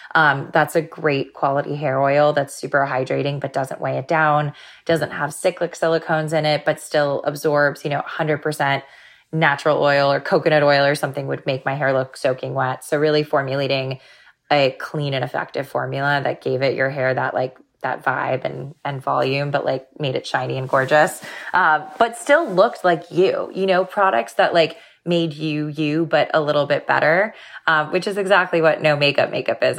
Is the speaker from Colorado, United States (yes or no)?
no; Florida, United States; growing up in Florida